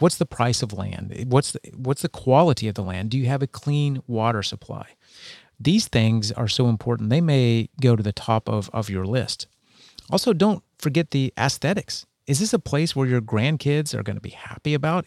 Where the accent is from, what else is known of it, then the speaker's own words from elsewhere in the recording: Texas, United States; moved away; I grew up in Texas